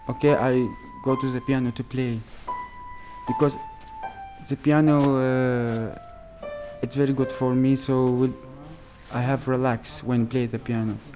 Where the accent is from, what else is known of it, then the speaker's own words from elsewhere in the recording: Syria; now in Luxembourg; I'm from Syria. Uh, I'm uh, 25 years old.